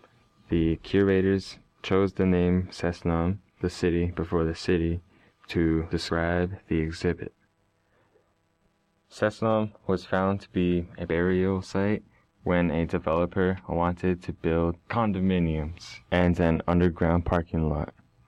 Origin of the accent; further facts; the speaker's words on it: British Columbia, Canada; I am also from Samanarm, the Sekwebemc Nation, and Mount Currie, the Lilwat Nation.